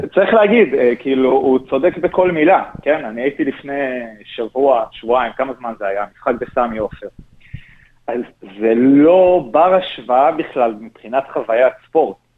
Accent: Gush Dan, Tel Aviv District, Israel; also born or lived in Rosh HaAyin; אני כילד אה, שגר במרכז, בגוש דן

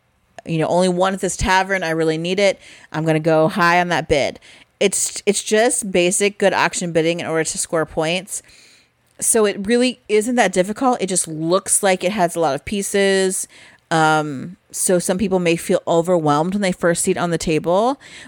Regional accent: Midwest, United States; it's because we're from the Midwest.

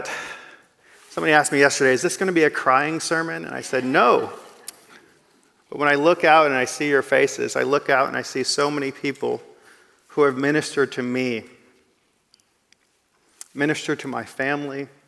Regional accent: Kapel, Texas, United States; moved away as an adult; now in Indonesia; I am from Kapel, but I live in Indonesia.

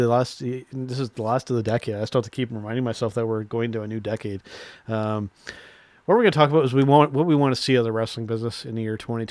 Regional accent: Canada; us being Canadian wrestling fans

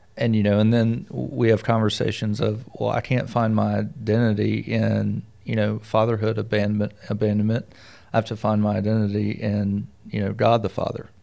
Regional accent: the South, United States; Being from the South

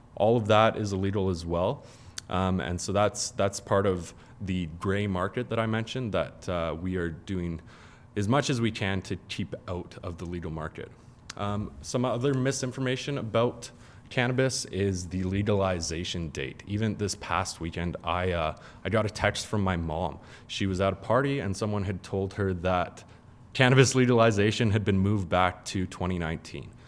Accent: Calgary, Alberta, Canada; also born or lived in Ontario; I grew up in Calgary.

